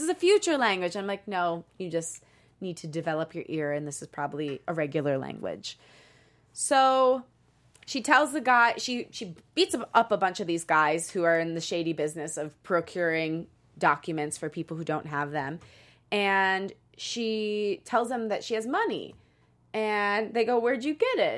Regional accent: Midwest, United States; Krista and I just found out we're both from the Midwest

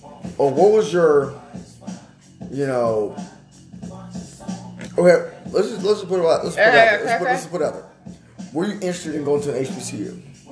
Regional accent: Allen, Texas, United States; I personally went to Allen High School in Allen, Texas.

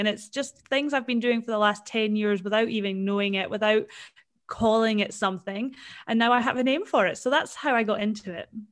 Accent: Scotland, United Kingdom; now in Perth, Australia; I am actually from Scotland originally, and my mum and dad are still over there

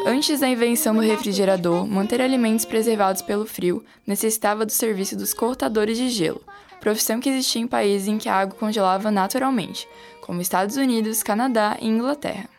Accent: Trombudo Central, Santa Catarina, Brazil; a minha cidade natal, Trombudo Central

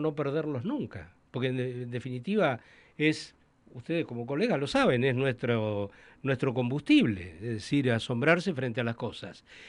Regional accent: Santa Cruz, Argentina; la provincia donde yo nací, crecí, a la que adoro

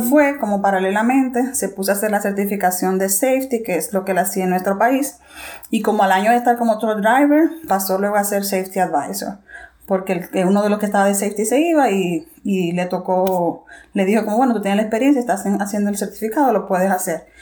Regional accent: Santo Domingo, Dominican Republic; moved away as an adult; also born or lived in Regina, Canada; now in Saskatoon, Canada; soy dominicana y vivo aquí con mi esposo en Saskatchewan

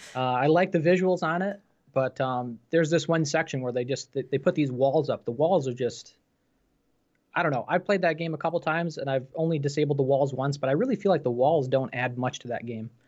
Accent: New York, United States; I'm from New York State myself

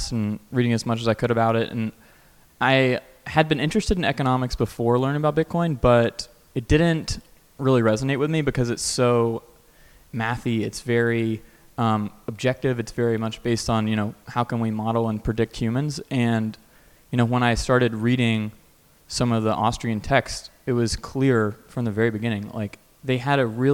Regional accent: North Carolina, United States; moved away as an adult; also born or lived in Stanford, California; I'm originally from North Carolina, so it's good to be back on the East Coast.

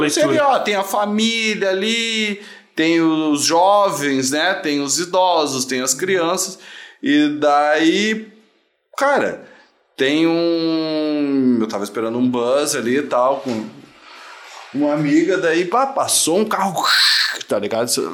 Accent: Gravataí, Rio Grande do Sul, Brazil; eu sou de Gravataí

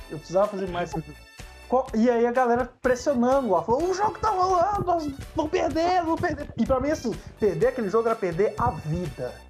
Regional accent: Ouro Branco, Minas Gerais, Brazil; lá no meu bairro, em Ouro Branco

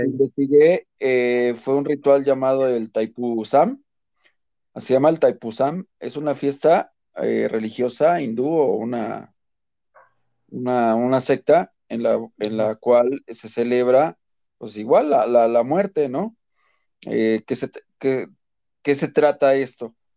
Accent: Mexico; como buen mexicano

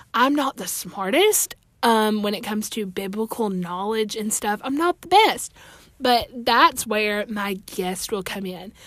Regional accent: Alabama, United States; I'm from Alabama. I attend church here where I'm from

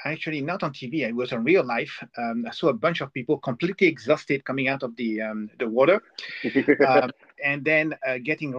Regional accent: France; I'm from France

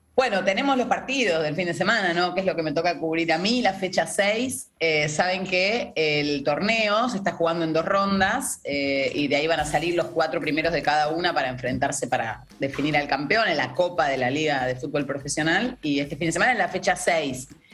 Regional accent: Argentina

